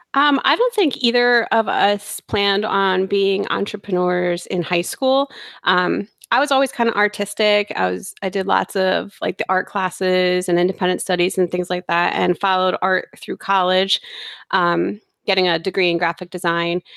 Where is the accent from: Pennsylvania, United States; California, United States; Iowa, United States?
Pennsylvania, United States; Bangor; I grew up in Bangor, Pennsylvania, which is kind of near the Poconos